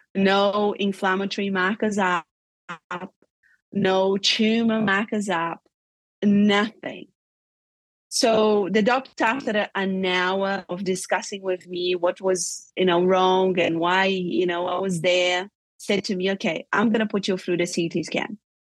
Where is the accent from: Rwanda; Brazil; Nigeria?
Brazil; moved away as an adult; also born or lived in Europe; I grew up in Brazil